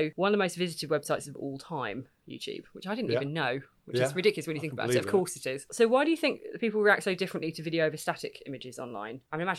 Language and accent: English; South East England, United Kingdom; It's sort of very, very Kent. But that's because I'm from Kent